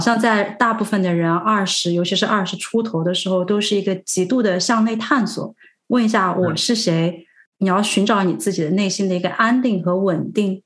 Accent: Sichuan, China; moved away; also born or lived in Zhejiang; 我就是四川人

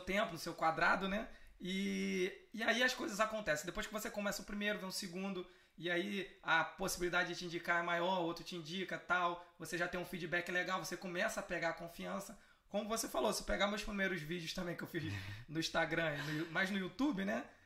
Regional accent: Brazil; Eu sou brasileiro

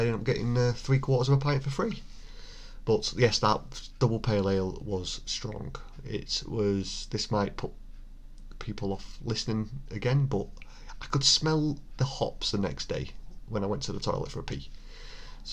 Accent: Bolton, North West England, United Kingdom; my hometown of Bolton

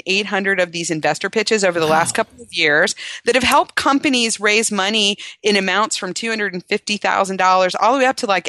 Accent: Cincinnati, Ohio, United States; now in Austin, United States; Cincinnati, Ohio is my hometown, and I've been trying to build some business there because I have some personal ties

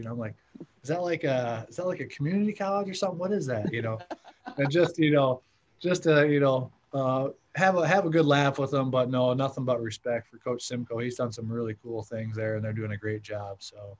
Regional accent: Mapleton, Minnesota, United States; moved away as an adult; also born or lived in Iowa; I'm originally from Minnesota, so I grew up in Mapleton, Minnesota, real small town. It's about 2 hours south of Minneapolis area, but about an hour from the Iowa border.

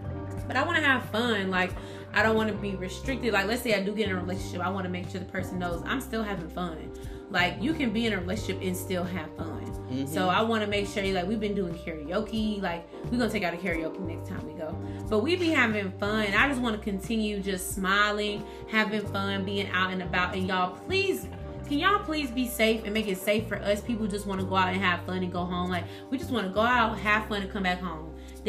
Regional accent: Atlanta, Georgia, United States; I'm from Atlanta. I've been here my whole life.

